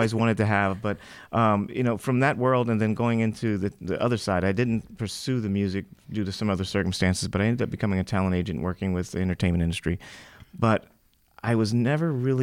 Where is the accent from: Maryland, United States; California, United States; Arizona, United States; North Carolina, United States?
California, United States; Los Angeles; I grew up here in Hollywood